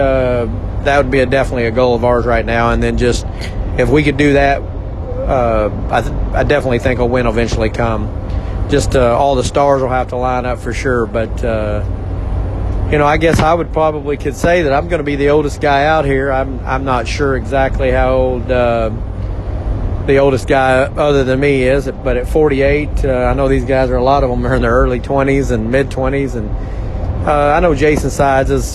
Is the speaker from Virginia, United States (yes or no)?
no; Oklahoma City, Oklahoma, United States; I grew up in Oklahoma City, racing at State Fair Speedway